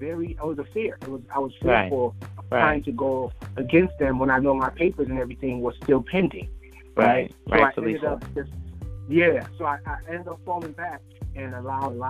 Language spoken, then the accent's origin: English; Liberia; now in United States; I'm originally from Liberia